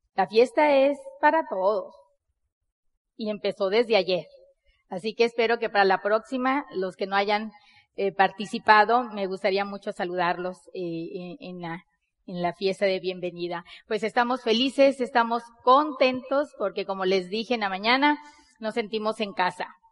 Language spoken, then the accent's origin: Spanish; Sonora, Mexico; Nosotros somos mexicanos, bien mexicanas, somos de Sonora, del norte del país de México.